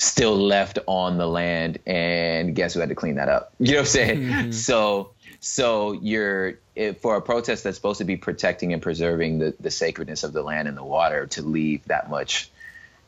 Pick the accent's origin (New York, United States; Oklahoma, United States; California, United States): California, United States; also born or lived in Long Beach, California; me being a Californian living in Long Beach